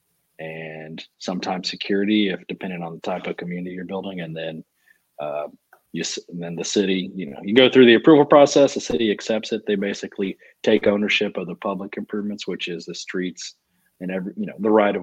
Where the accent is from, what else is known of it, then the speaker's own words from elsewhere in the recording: Huntsville, Texas, United States; I'm from small town. I'm from Huntsville, Texas. You know, it's most famous for having death row and seven prisons. So growing up, there was not much development